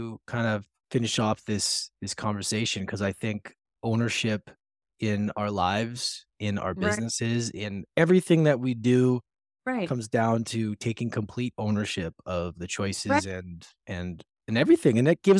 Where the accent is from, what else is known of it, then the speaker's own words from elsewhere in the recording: Canada; also born or lived in Edmonton; I'm Canadian